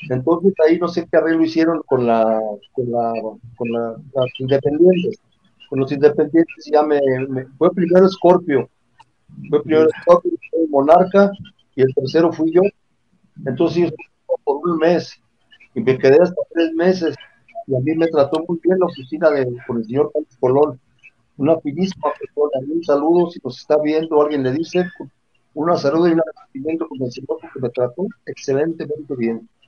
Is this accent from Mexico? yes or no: yes; Morelia, Michoacán, Mexico; soy yo de Morelia